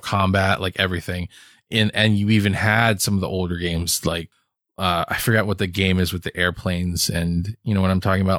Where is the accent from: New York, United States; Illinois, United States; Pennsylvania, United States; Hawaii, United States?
Hawaii, United States; moved away; I grew up in Hawaii